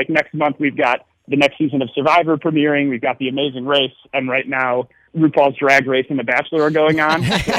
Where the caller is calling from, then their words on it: Chicago, Illinois, United States; We're all Chicago-based. Most of us actually work remotely right now. So I'm calling from Puerto Escondido in Mexico.